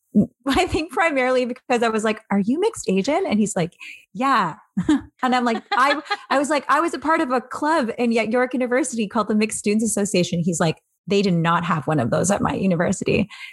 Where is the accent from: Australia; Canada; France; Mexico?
Canada; Angus, Ontario; also born or lived in Barrie, Ontario; now in Toronto, Canada; I was born in Barrie, Ontario, moved to Angus, Ontario